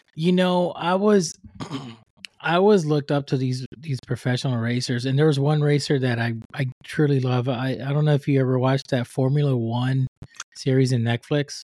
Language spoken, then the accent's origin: English; Puerto Rico; now in United States; I'm from Puerto Rico, I'm from the island, and when I was raising up